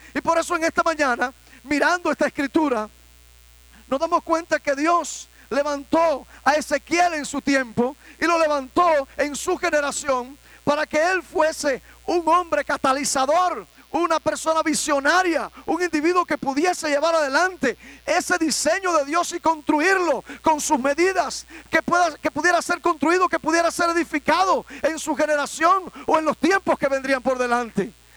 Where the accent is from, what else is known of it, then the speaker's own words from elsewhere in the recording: Cuba; en mi país